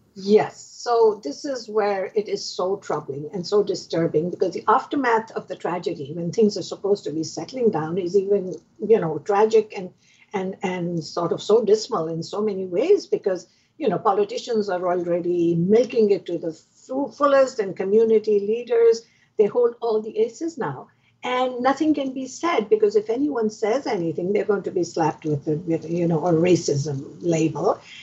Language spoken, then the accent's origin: English; Pakistan; now in Canada; I am originally from Pakistan, so I understand the language